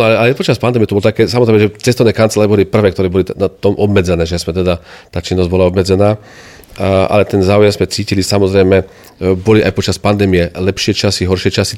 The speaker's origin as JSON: {"language": "Slovak", "town": "Nitra", "region": "Nitra Region", "country": "Slovakia", "said": "ja som Nitran, aj centrála bola, bola vždy, teda v Nitre"}